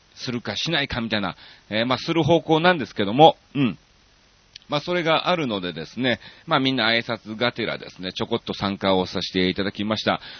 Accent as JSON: {"language": "Japanese", "region": "Kansai", "country": "Japan", "tie": "born or raised there", "also_born_or_lived": "Osaka", "moved": "as an adult", "lives_now": "Tokyo, Japan"}